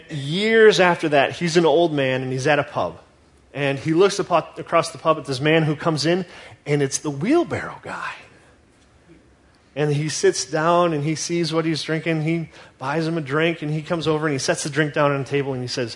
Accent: United States; as American Christians

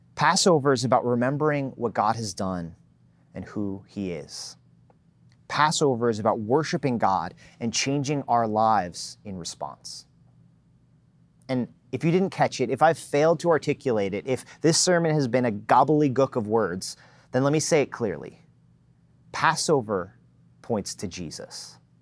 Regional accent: New Jersey, United States; moved away; I was born and raised in New Jersey

